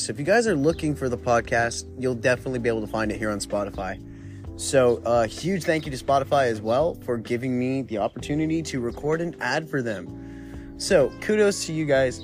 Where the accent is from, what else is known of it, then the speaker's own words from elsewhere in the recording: Southern California, United States; I grew up in Southern California